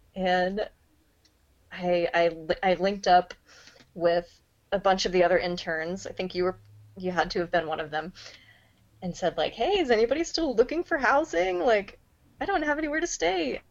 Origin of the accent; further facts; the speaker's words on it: Tulsa, Oklahoma, United States; moved away as an adult; now in Seattle, United States; I grew up in Tulsa